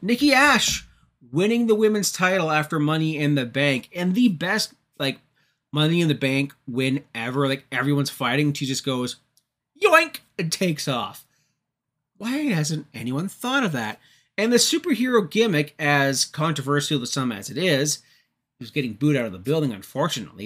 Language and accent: English; Toronto area, Ontario, Canada; moved away; I'm not from Toronto. I'm not a native of Toronto. I'm from the area. anyways, being from the Toronto area